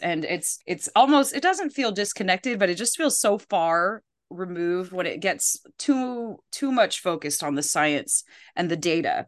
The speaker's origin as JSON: {"language": "English", "country": "Philippines", "said": "I'm from the Philippines"}